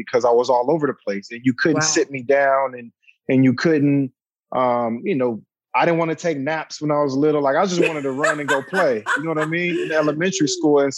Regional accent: San Diego, California, United States; moved away as an adult; also born or lived in Inglewood, California; now in Los Angeles, United States; I'm from San Diego, born and raised, played high school there, high school football, grew up there

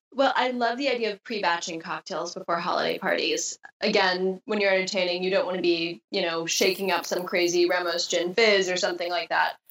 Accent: Wisconsin, United States; moved away; also born or lived in Southern California; growing up in Wisconsin

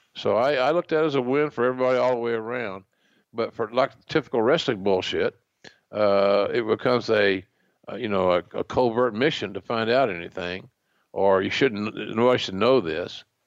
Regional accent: Oklahoma, United States; another Okie

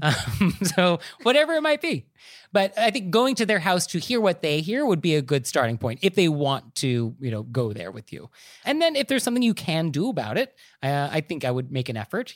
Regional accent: Marin County, California, United States; I'm actually from Marin County, and we are famous for our hot tubs

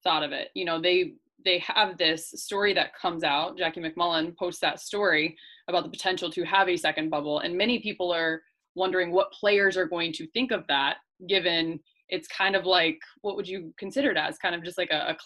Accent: Van Wert, Ohio, United States; now in Los Angeles, United States

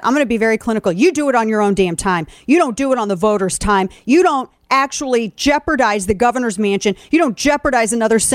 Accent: Missouri, United States; my home state's

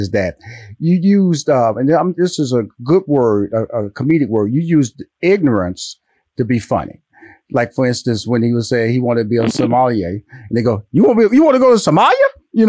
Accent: Houston, Texas, United States; When you talk about Memphis, I'm from Houston, Texas. I'm a Texas boy.

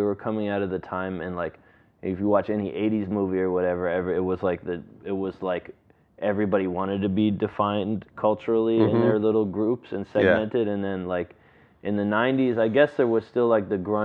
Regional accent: New York City, New York, United States; also born or lived in Westchester County, New York; I grew up in Manhattan, and then I was in Westchester County for a junior high and high school

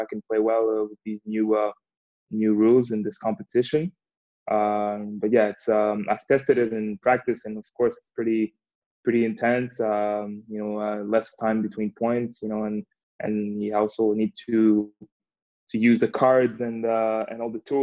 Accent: Canada; also born or lived in Montreal; growing up in Canada, I mean, I always skated, played a bit of hockey with my friends

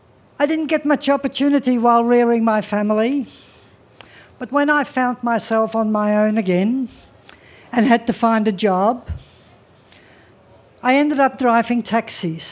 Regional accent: Australia; also born or lived in Amsterdam, Netherlands; he took us all to a land of which very little was known, down under into Australia

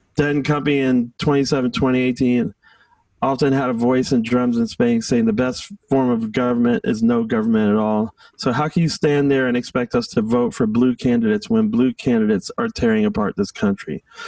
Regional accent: Washington, District of Columbia, United States; I grew up in Southeast Washington

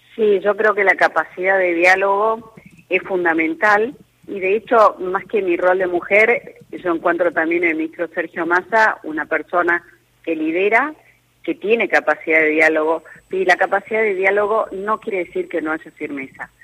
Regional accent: Salta, Argentina; yo que soy de Salta y del interior

